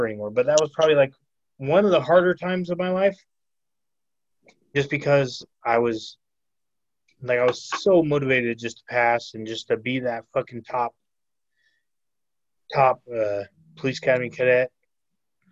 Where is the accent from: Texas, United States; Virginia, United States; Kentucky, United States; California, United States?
California, United States; moved away as an adult; now in Arizona, United States; that was my hometown, clearly California